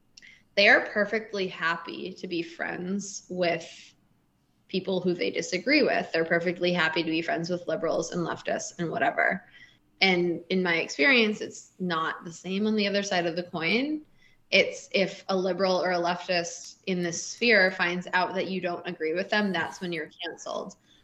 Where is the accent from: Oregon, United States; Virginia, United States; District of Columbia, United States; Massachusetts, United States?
Massachusetts, United States; Boston; Yeah, I'm from Boston.